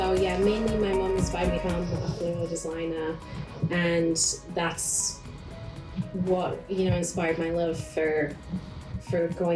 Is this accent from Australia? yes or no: no; North West England, United Kingdom; moved away as an adult; also born or lived in Central Pennsylvania, United States; now in Mifflinburg, United States; My accent is not central Pennsylvanian. I'm originally from Northwest England, about 2 hours north of Manchester. And I moved to central PA about 8 years ago now.